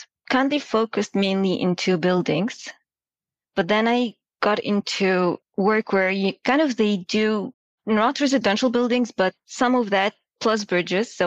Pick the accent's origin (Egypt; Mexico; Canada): Egypt; moved away as an adult; now in United States; I'm from Egypt. I came here to the US for school.